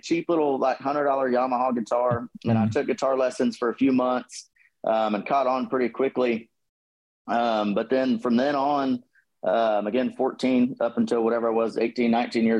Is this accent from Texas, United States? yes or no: yes; Plano, Texas, United States; also born or lived in Garland, Texas; now in Bryan-College Station, United States; I was born and raised up in the Dallas-Fort Worth area. Okay. So we lived in Garland for a little bit and we moved to Plano with my dad's business